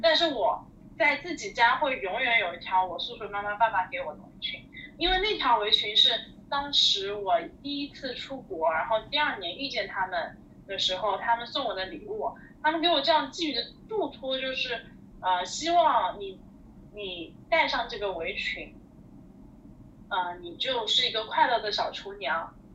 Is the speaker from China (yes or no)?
yes; Zhejiang, China; moved away; 我是浙江人啊